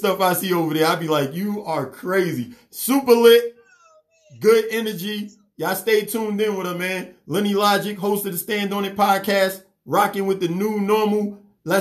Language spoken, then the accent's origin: English; New York City, New York, United States; now in Atlanta, United States; I'm from New York